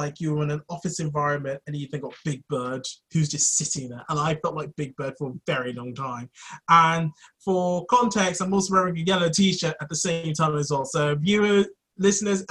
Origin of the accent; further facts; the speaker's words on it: London, United Kingdom; I grew up in London